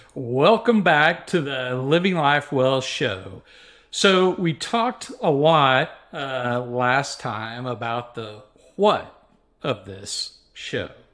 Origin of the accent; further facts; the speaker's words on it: Waco, Texas, United States; I grew up in Central Texas in the Waco, uh, area